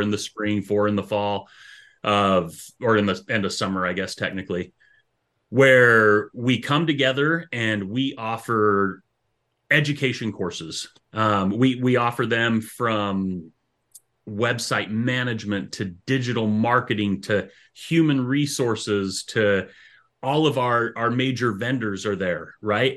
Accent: Utah, United States; moved away as an adult; also born or lived in Idaho; now in Stevensville, Michigan, United States; I'm, I'm originally from out west, so I grew up in Utah and Idaho.

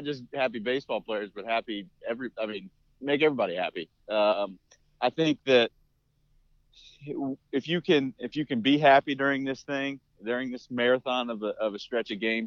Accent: Indiana, United States; growing up in the Midwest, growing up in Indiana

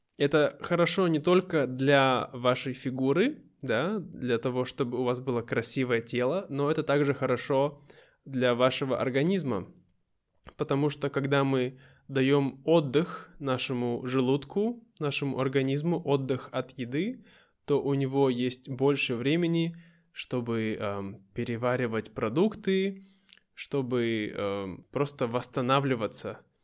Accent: Irkutsk, Irkutsk Oblast, Russia; moved away; переехать обратно в Россию, в мой родной город Иркутск

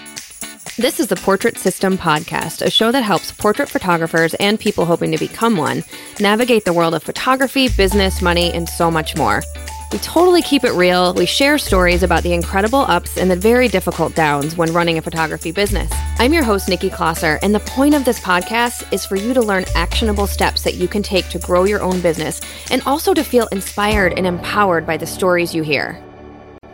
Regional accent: Midwest, United States; I'm from the Midwest

